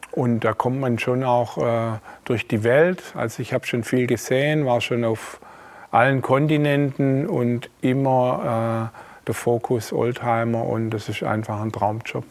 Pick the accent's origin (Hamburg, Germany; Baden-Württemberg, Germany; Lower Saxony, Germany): Baden-Württemberg, Germany; Esslingen; ich bin äh, hier im Schwabenland geboren, in Esslingen